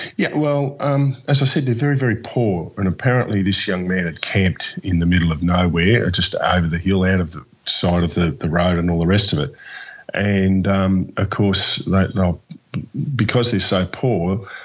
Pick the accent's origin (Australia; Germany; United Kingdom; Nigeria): Australia; Melbourne, Victoria; yes, I am from Melbourne.